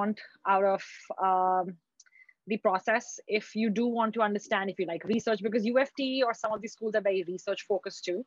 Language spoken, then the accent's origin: English; Abu Dhabi, United Arab Emirates; moved away as an adult; also born or lived in India; now in Toronto, Canada; I was born and raised in Abu Dhabi